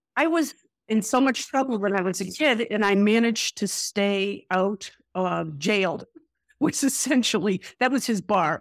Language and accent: English; Boston, Massachusetts, United States; also born or lived in Montreal, Canada; I grew up in a family of eight in Greater Boston